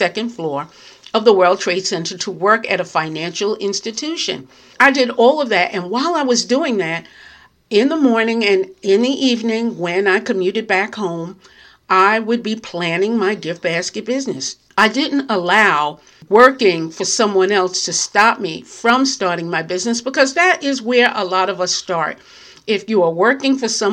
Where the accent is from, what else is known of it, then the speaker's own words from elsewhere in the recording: New York, United States; now in New Jersey, United States; I'm in New Jersey, very close to New York. I am a New Yorker, but I'm very close to New York